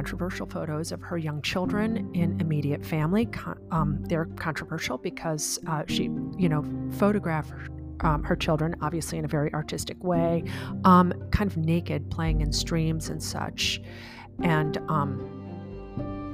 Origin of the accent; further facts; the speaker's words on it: Chicago, Illinois, United States; moved away as an adult; also born or lived in central Virginia; now in Virginia, United States; I grew up outside of Chicago, and where I live now, I live in central Virginia in a semi-rural